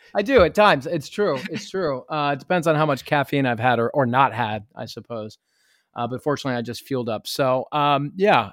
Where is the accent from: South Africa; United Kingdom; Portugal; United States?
United States; New York; being a New Yorker